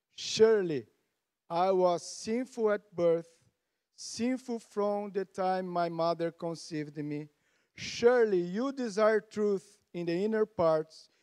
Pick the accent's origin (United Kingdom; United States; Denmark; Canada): Canada; we are Canadian, tough people.